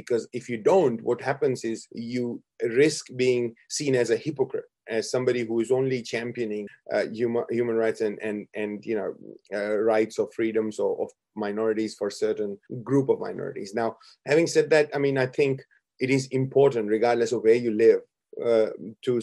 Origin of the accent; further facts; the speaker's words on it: India; now in Brisbane, Australia; I come from India